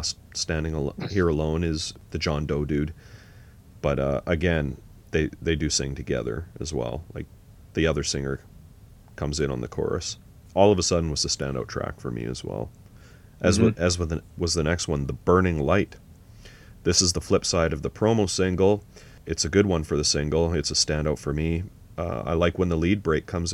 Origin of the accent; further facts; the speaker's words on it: Canada; We're Canadian